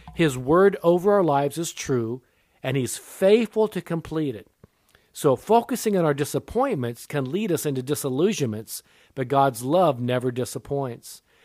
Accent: Japan; I was born in Japan. My mother was Japanese

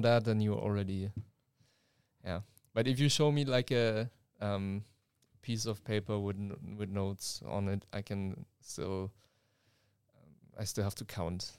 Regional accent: Germany; now in Leeuwarden, Netherlands; I'm from Germany and we are, uh, two students at, uh, N H L Standen

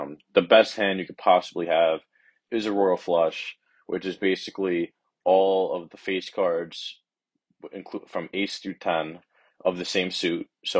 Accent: Long Beach, New York, United States; I'm a junior at UB, and I'm from Long Beach, Long Island.

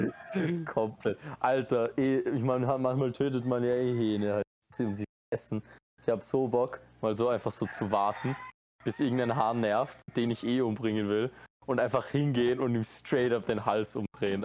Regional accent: Austria; moved away as an adult; now in Costa Rica; ich bin Österreicher

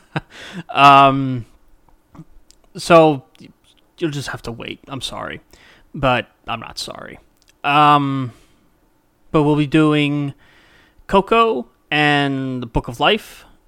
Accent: Mississippi, United States; I was born in Mississippi.

